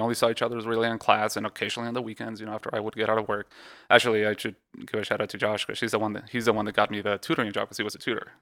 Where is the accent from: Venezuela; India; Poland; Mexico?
Mexico; moved away; also born or lived in Texas; I was born in Texas, uh, but I grew up in Mexico.